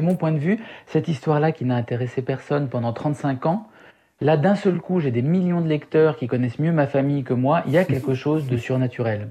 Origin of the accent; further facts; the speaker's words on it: Syria; moved away; mon enfance en Syrie